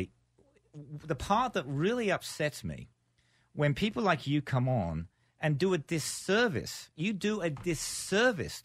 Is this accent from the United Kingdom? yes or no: yes; United Kingdom; now in United States; I'm actually a Brit